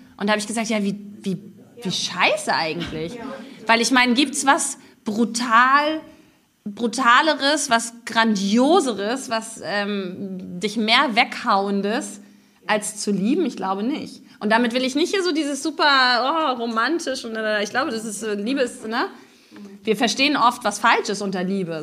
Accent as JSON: {"language": "German", "region": "East Germany", "country": "Germany", "also_born_or_lived": "Stralsund", "moved": "as an adult", "lives_now": "Israel", "said": "wir Ostdeutschen dafür bekannt sind, so wahnsinnig freundlich und höflich zu sein"}